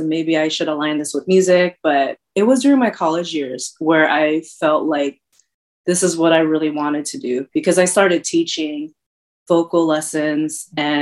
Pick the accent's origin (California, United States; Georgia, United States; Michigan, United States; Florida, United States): California, United States; Bay Area; also born or lived in Luzon, Philippines / San Jose; I was born in Kansas City on the island of Luzon in the Philippines. I moved to San Jose back in the early 80s. And so I've been here for a really long time, really, really long time. I grew up in the Bay Area